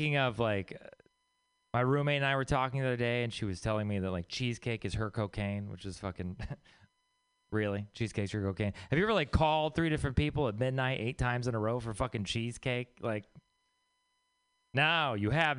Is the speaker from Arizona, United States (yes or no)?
no; Texas, United States; moved away; I'm from Texas.